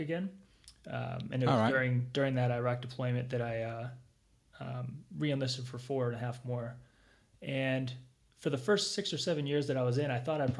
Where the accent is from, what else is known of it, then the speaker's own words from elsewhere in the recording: near Chicago, Illinois, United States; moved away as an adult; I grew up near Chicago and moved around a whole lot within the Chicago area